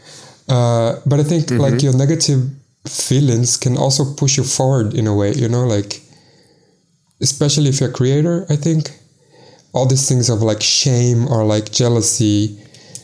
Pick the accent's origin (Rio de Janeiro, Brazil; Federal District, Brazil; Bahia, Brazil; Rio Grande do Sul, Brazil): Bahia, Brazil; Salvador; first language Portuguese; English is a second language; moved away as an adult; also born or lived in Belo Horizonte, Brazil / Berlin, Germany / Munich, Germany; now in Lisbon, Portugal; I'm originally from Salvador, which is in the state of Bahia in Brazil, like the northeast